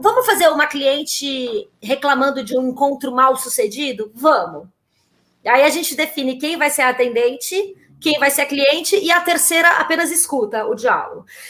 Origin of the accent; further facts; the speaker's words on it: São Paulo, Brazil; also born or lived in Olinda, Brazil; eu que sou de São Paulo, eu sou nascida em Olinda, mas a minha família toda é paulistana